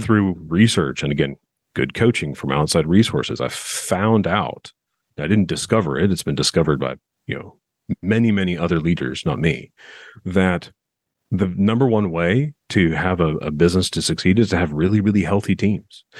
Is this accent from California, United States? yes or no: yes; Southern California, United States; now in Nashville, United States; I'm originally from Southern California